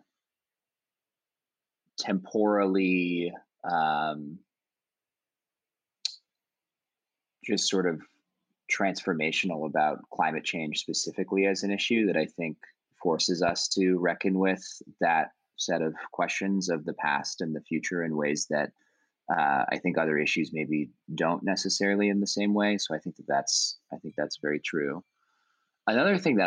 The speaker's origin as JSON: {"language": "English", "town": "Oakland", "region": "California", "country": "United States", "tie": "born or raised there", "said": "I grew up in Oakland, California"}